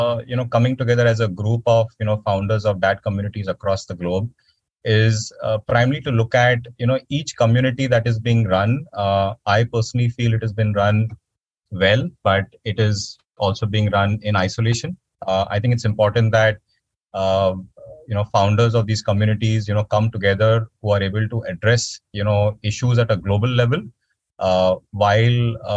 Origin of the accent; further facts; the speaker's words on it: Mumbai, Maharashtra, India; I am a resident of Bombay, India.